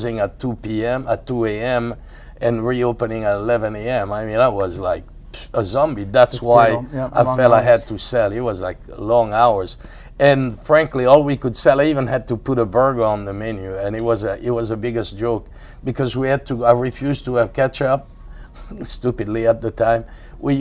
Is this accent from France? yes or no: yes; near Cahors, Occitania, France; moved away; I was born near Cahors